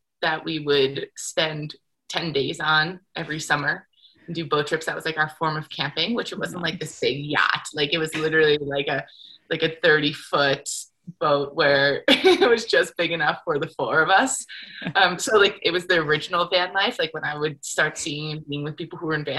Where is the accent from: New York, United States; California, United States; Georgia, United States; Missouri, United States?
New York, United States; moved away as an adult; also born or lived in Connecticut / Salt Lake City, Utah / Jackson, Wyoming; I grew up in New York, went to university in Connecticut